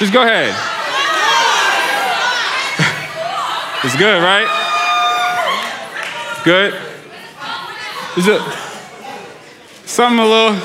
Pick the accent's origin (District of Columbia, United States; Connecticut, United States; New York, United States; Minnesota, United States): New York, United States; moved away; I grew up in New York